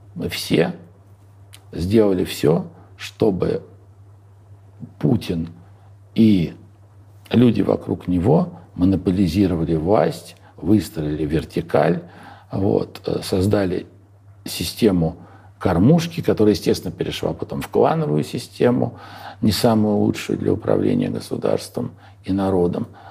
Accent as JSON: {"language": "Russian", "region": "Moscow", "country": "Russia", "tie": "born or raised there", "moved": "as an adult", "said": "я родился в Москве, учился в Москве, работал в Москве, уехал из Москвы навсегда в 44-м, э, в 44 года"}